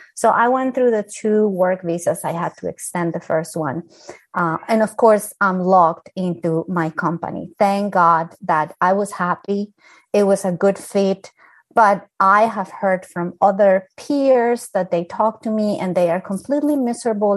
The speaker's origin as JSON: {"language": "English", "country": "Colombia", "second_language": "English", "moved": "yes", "lives_now": "United States", "said": "I'm from Colombia"}